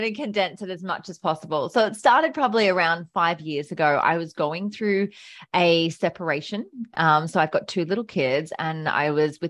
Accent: Brisbane, Queensland, Australia; also born or lived in Melbourne; I was born in Melbourne. So moved up in 1992 when I was very young. So majority of my life I've been in Brisbane

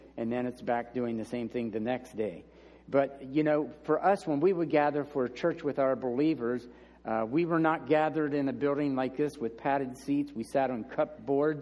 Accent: United States

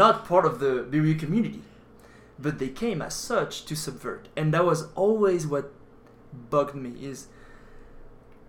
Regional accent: France; moved away; I'm from France

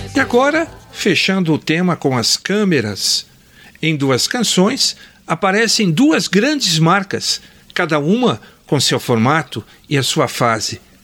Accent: Botucatu, São Paulo, Brazil; Recordo de dois estúdios fotográficos da minha infância e adolescência lá em Botucatu

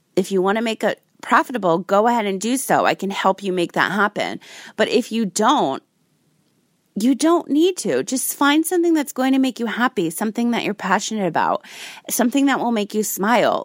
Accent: Rhode Island, United States; I grew up in Rhode Island, the Ocean State.

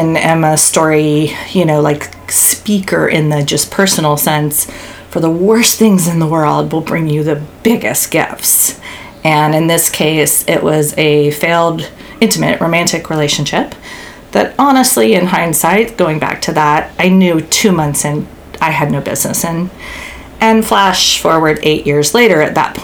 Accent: South Carolina, United States; accent: Southern drawl; also born or lived in Germany / Yugoslavia; Born and raised in South Kakalaki, South Carolina

